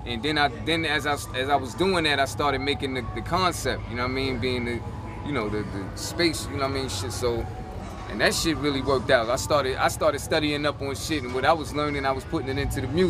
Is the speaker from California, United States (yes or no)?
no; New York City, New York, United States; I'm from Crown Heights